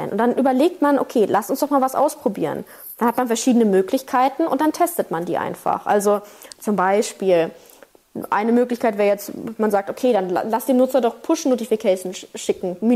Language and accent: German; Berlin, Germany; Ich bin ja aus Berlin